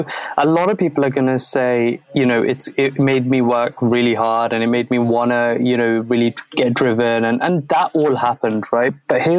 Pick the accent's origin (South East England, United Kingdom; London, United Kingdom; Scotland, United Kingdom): London, United Kingdom; Croydon; So I grew up in a small town called Croydon. It's actually not, is it? I mean, it's small to the world, but in London, it's like one of the biggest towns that there is. And the area I grew up is an area called Thornton Heath